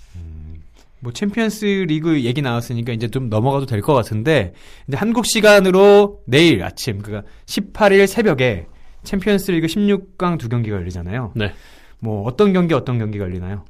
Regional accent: Seoul, South Korea; 서울 남자기 때문에

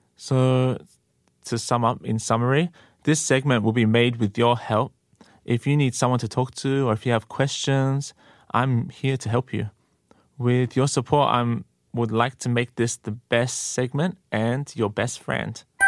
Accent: Australia; moved away as an adult; now in Korea; I'm from Australia, and I've been in Korea for a few years now.

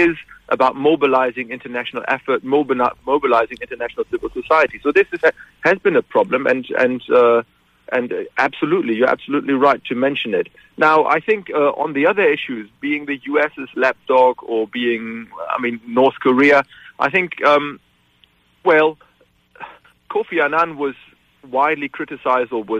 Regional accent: Germany; moved away as an adult; now in Glasgow, United Kingdom; I come from a country, you were introducing me as somebody who's based in the United Kingdom, but I grew up in Germany

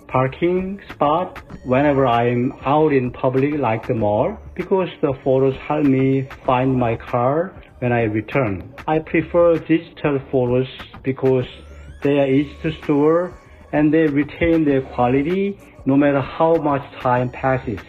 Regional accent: Seoul, South Korea; I'm from Seoul.

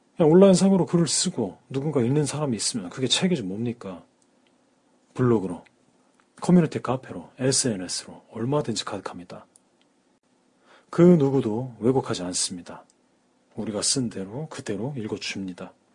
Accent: South Korea

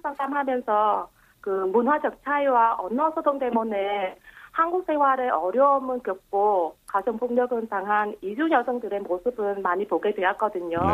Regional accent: Vietnam; Korean is a second language; moved away as an adult; now in Yeosu, South Korea; 제가 태어났던 베트남 국적은 포기했는데요

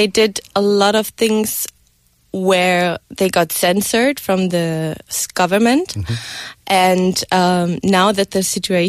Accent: Germany; moved away as an adult; now in Korea; So in Germany, I studied media science and Korean studies.

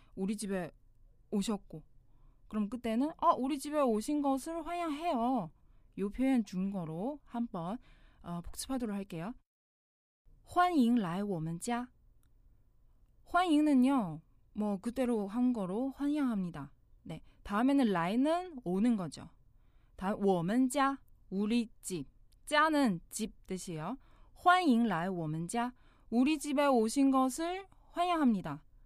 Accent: China; Korean is a second language; now in Seoul, South Korea; 저는 나는 중국 사람이에요.

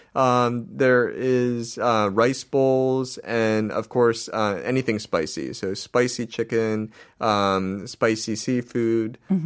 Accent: United States; I'm I'm American

